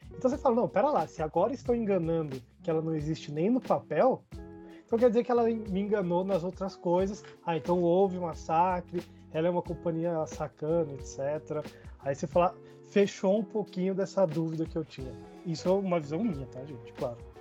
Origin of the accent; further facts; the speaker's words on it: Brasília, Federal District, Brazil; sou de Brasília